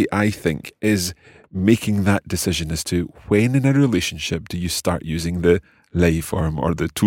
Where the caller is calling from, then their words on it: Idaho, United States; from Idaho in the USA.